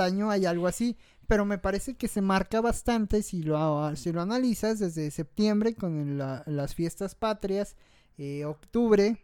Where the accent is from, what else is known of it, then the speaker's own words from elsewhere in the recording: Mexico; como buen mexicano